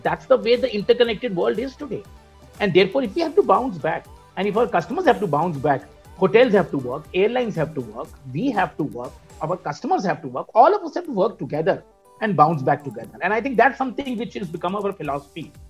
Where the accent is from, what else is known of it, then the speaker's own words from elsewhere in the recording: India; I'm part of corporate India or that I'm an Indian